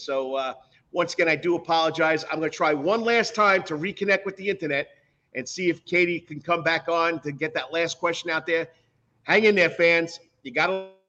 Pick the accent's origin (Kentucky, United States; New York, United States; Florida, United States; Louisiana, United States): New York, United States; now in Savannah, United States; I'm from New York. I've been here for 26 years.